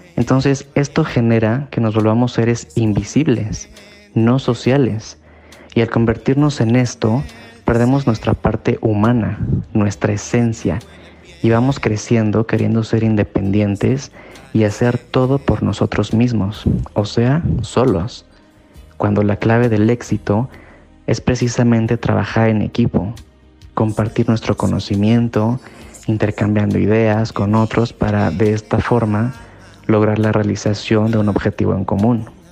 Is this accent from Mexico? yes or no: yes; Mexico; soy mexicano